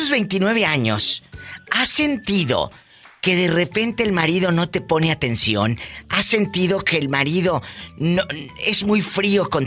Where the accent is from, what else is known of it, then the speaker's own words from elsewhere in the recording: Michoacán, Mexico; Yo soy de Michoacán.